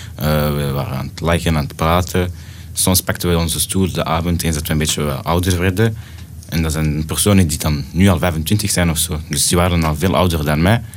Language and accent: Dutch; Brussels, Brussels-Capital Region, Belgium; also born or lived in Antwerp / Jette; ik ben geboren in Antwerpen, maar getogen in Brussel